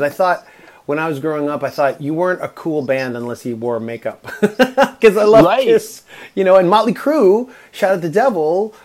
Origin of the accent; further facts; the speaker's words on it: Toronto, Ontario, Canada; I grew up in Toronto